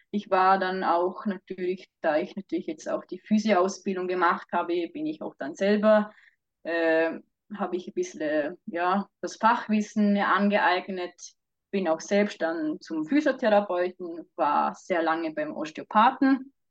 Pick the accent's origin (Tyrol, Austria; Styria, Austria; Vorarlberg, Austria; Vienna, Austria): Vorarlberg, Austria; now in Switzerland; also ich ursprünglich aus Vorarlberg, äh, wohne aber seit zwei Jahren schon wieder äh, in der Schweiz.